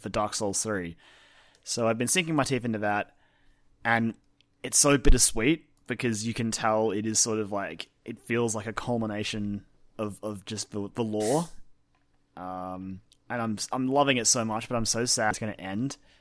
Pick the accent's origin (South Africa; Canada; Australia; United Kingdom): Australia; as Australian